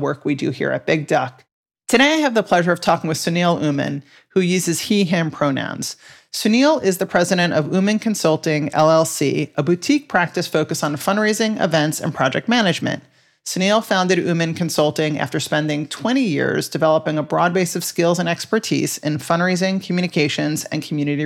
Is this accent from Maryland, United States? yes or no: no; New York, United States; I grew up in New York in the 80s too